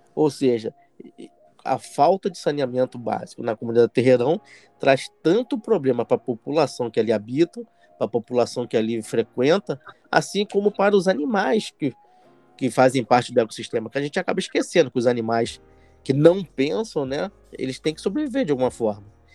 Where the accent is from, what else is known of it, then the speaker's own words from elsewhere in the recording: Rio de Janeiro, Brazil; eu nasci no Morro da Providência.